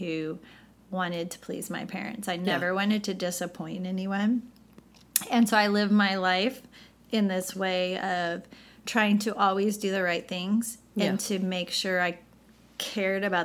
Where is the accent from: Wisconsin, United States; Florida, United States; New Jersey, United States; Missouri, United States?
Missouri, United States; St. Louis; moved away as an adult; also born or lived in Chicago, Illinois / California; I grew up in the Midwest, so I'm from St. Louis, Missouri